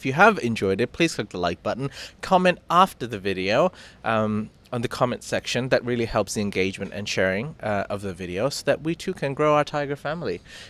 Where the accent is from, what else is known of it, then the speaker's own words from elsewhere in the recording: Thailand; Hashtag growing up in Thailand.